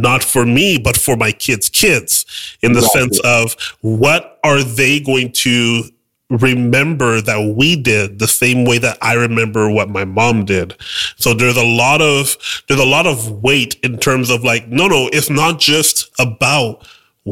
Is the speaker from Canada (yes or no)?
yes; Canada; I'm Haitian Canadian. I was born here